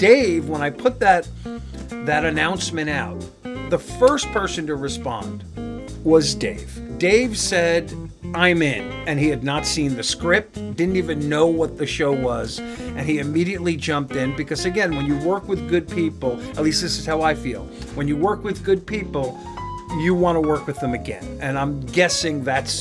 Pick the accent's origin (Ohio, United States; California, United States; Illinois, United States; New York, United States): New York, United States; also born or lived in Los Angeles; now in North Carolina, United States; grew up in New York